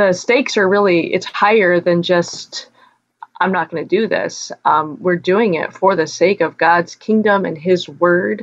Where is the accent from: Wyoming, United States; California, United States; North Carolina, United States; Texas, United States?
Wyoming, United States; I grew up in Wyoming where churches are small